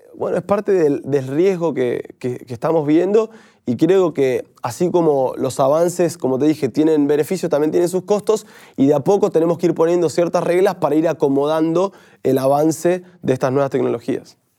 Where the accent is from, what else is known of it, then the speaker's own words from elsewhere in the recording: Argentina; nosotros creo que como argentinos primero somos muchas veces pesimistas